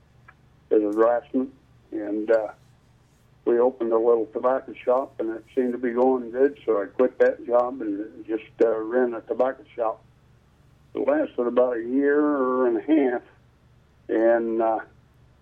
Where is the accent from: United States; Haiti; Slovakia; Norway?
United States; Liberal, Kansas; moved away as an adult; also born or lived in Goodwell, Oklahoma / Pittsburg, Kansas / Wichita, Kansas; I was born and raised in Southwest Kansas, Liberal to be exact, in 1945